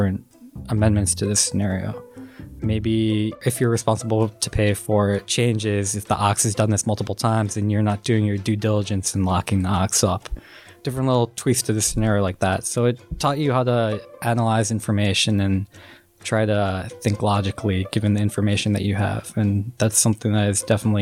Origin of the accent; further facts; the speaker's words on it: Minneapolis, Minnesota, United States; So I'm originally from Minneapolis, Minnesota. I grew up there